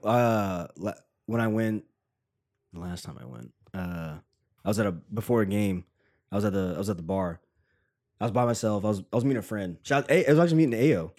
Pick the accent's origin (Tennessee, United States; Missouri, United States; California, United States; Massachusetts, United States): Tennessee, United States; now in New York, United States; random dude from Tennessee